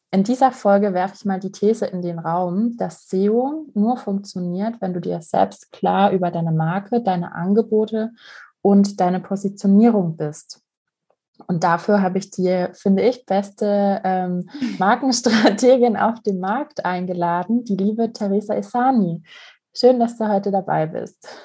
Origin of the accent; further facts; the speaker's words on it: Vienna, Austria; ich stamme aus Wien